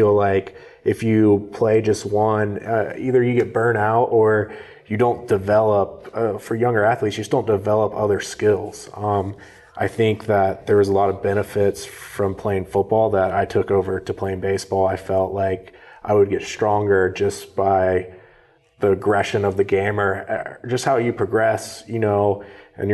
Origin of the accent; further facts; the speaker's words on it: Jacksonville, Florida, United States; also born or lived in Valdosta, Georgia; initially I grew up in Valdosta, Georgia, and then about third grade moved to Jacksonville